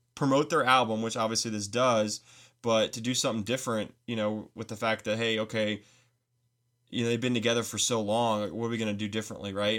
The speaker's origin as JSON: {"language": "English", "country": "United States", "said": "As an American"}